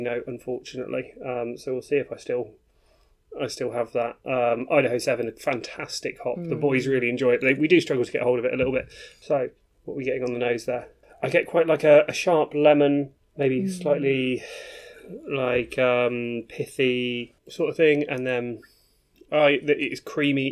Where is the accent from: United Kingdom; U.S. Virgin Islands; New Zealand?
United Kingdom; Birmingham, West Midlands; moved away; I'm from Birmingham-ish originally. So it was really nice to hear accents that sounded like home